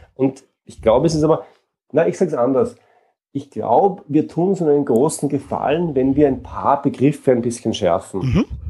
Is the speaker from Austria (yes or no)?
yes; Austria; Ich komme aus Österreich und lebe in Wien